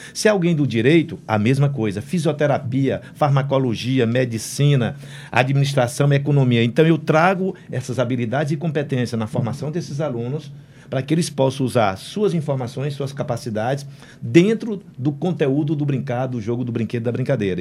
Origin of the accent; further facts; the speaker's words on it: Senador Pompeu, Ceará, Brazil; eu sou do interior do estado do Ceará, sou de senador Pompeu